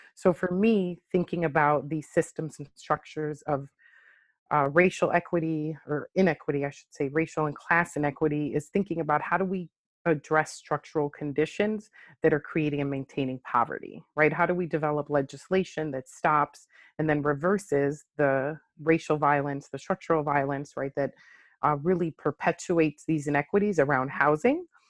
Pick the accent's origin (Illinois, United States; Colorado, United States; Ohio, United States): Illinois, United States; Chicago; moved away as an adult; now in Delaware, United States; I am originally from Chicago. uh, born and raised